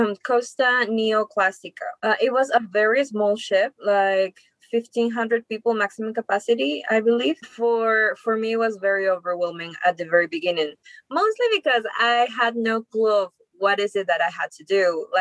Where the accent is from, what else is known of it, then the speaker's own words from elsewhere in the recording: Lima, Peru; I'm from Lima, Peru. Okay. I've been born and raised there.